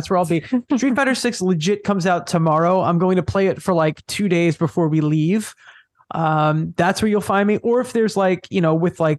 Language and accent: English; Long Island, New York, United States; I'm from Long Island, New York